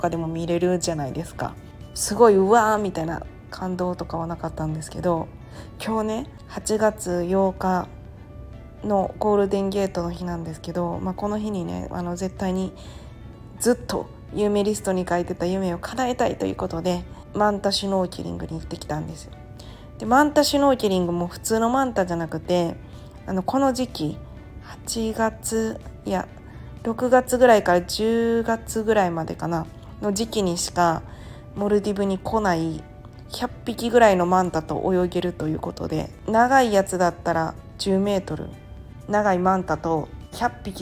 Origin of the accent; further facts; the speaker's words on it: Japan; 私とあと2人が日本人だったんですけど